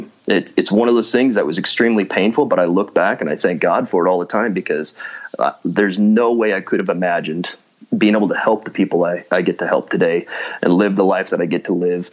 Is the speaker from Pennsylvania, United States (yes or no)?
no; Washington, United States; moved away as an adult; also born or lived in Seattle, Washington; now in North Idaho, United States; I was born and raised in Washington State, kind of grew up in the mountains up north of Spokane